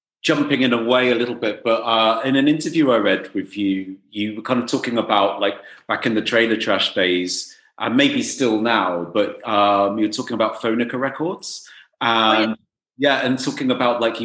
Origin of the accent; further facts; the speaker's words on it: Middlesex, London, United Kingdom; also born or lived in Dorset; I'm from Dorset, but I went to school in Middlesex